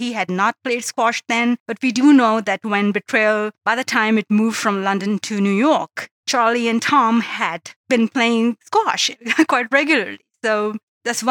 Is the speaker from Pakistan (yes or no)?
yes; Pakistan; now in Canada; I live in Canada now, but I'm originally from Pakistan